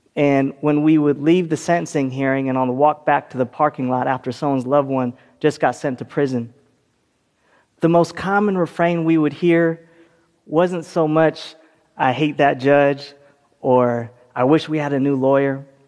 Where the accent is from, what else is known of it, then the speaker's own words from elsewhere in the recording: California, United States; my home state of California